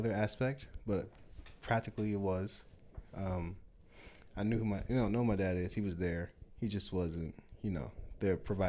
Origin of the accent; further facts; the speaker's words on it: Rockford, Illinois, United States; also born or lived in Chicago / Madison / Milwaukee; I was born in Chicago, Illinois. Moved around a decent amount when I was younger. Madison, Wisconsin, Rockford, Illinois, and Milwaukee, Wisconsin. I was too young for Madison. I only spent a year in Milwaukee, and the majority of my life I spent in Rockford, Illinois.